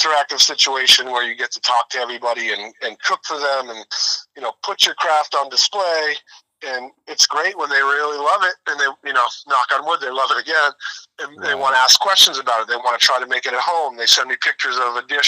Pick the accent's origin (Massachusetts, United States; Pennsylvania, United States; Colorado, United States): Massachusetts, United States; Boston; I grew up around Boston and have gone to Fenway for my entire life